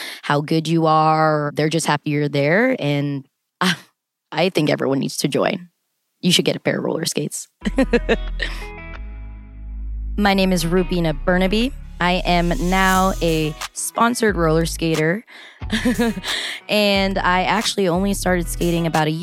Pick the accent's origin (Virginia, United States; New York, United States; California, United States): California, United States; Los Angeles; I was born and raised in Los Angeles, California, my whole life